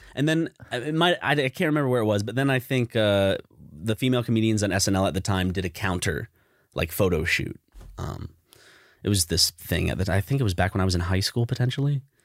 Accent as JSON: {"language": "English", "country": "United States", "tie": "born or raised there", "said": "we grew up in America"}